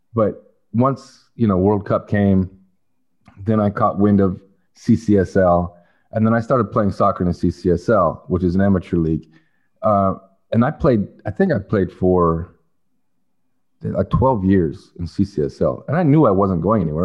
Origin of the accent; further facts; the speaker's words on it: California, United States; also born or lived in Canada; when we moved to California